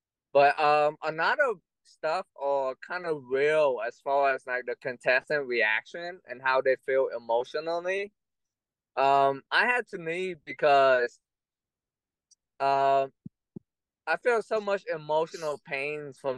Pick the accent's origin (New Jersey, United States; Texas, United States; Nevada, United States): Texas, United States; Austin; my hometown in Austin, Texas